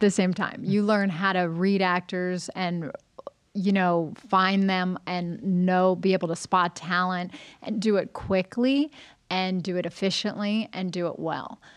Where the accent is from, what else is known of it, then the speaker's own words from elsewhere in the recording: Los Angeles, California, United States; I grew up, I was born and raised in Los Angeles